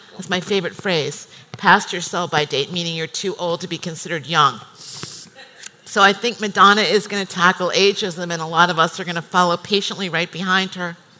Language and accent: English; United States; moved away as an adult; I'm American